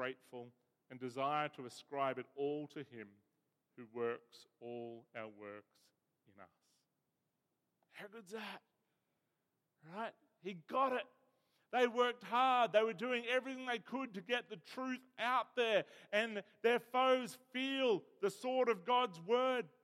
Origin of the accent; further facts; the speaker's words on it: Bega, New South Wales, Australia; I was born in Bega, where the cheese comes from